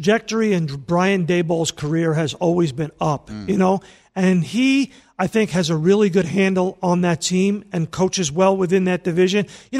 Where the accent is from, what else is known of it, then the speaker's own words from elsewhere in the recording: New York, United States; You and I grew up in New York.